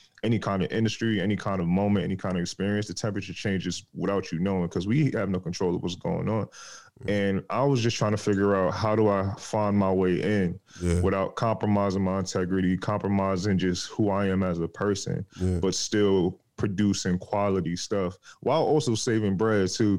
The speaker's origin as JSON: {"language": "English", "region": "New York", "country": "United States", "tie": "born or raised there", "said": "I'm from New York. Born and raised. Family's from Jamaica though, but I'm born and raised in New York"}